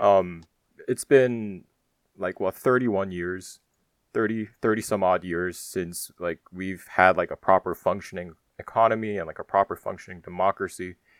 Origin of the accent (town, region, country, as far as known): Germany; born or raised there; moved away; also born or lived in South Korea